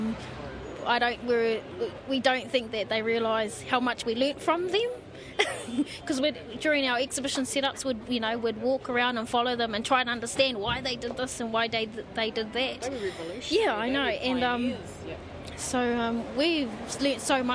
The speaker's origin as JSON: {"language": "English", "region": "Gisborne", "country": "New Zealand", "also_born_or_lived": "Tawa, Wellington", "moved": "yes", "lives_now": "Wellington, New Zealand", "said": "Home is in, well, we live in Tawa. We're actually from Gisborne, so where we live in Tama, Wellington."}